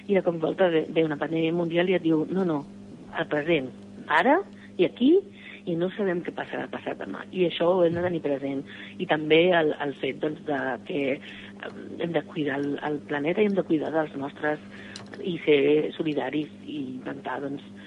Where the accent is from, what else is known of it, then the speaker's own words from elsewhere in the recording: Barcelona, Catalonia, Spain; born there; sóc una enamorada de la meva ciutat, sens dubte alguna